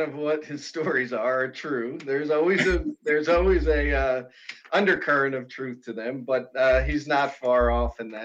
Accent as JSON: {"language": "English", "region": "New Jersey", "country": "United States", "tie": "born or raised there", "also_born_or_lived": "Maryland", "moved": "as an adult", "said": "I grew up in New Jersey, came down to College Park."}